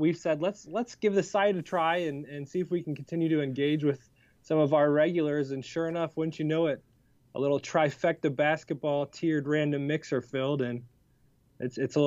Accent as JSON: {"language": "English", "town": "Cleveland", "region": "Ohio", "country": "United States", "tie": "born or raised there", "said": "I grew up in Cleveland"}